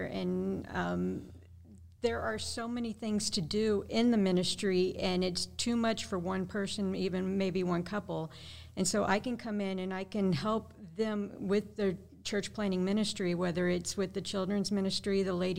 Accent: Springfield, Missouri, United States; moved away as an adult; now in Bolivia; I grew up here in Springfield, Missouri

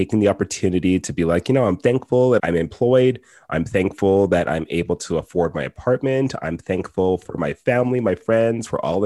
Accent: the Prairies, Canada; also born or lived in Ontario; I grew up in the prairie

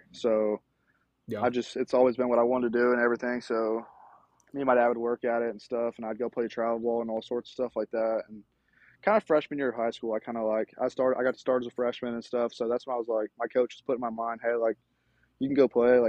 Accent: Cookeville, Tennessee, United States; I'm from Cookeville, Tennessee. I went to Cookeville High School. Cookeville High School. It's a small town in Tennessee.

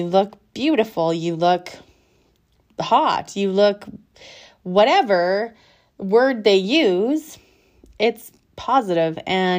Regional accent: England, United Kingdom; I'm probably going to butcher it because I'm so English it hurts

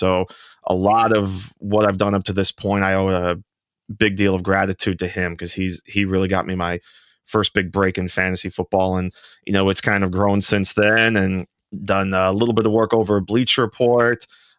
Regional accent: Pennsylvania, United States; Actually grew up an Eagles fan, interestingly enough. I'm from Northeast Pennsylvania and just fell in love with the sport.

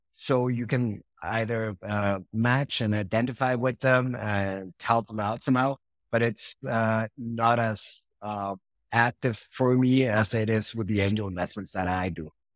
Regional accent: Mexico; also born or lived in Switzerland / Argentina / Madrid; I was born in Switzerland, but, uh, pretty much been living all my life in Mexico, except some, uh, four years in Argentina

